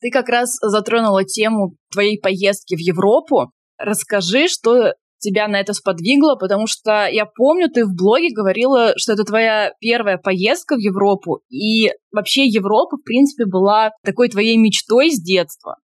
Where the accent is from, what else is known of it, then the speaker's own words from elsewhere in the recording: Tomsk, Tomsk Oblast, Russia; moved away; я тоже из Томска